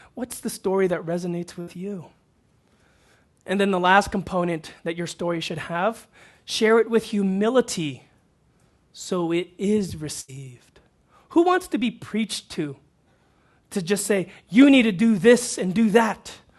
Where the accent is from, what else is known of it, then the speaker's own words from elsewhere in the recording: Houston, Texas, United States; moved away; I grew up in Houston, Texas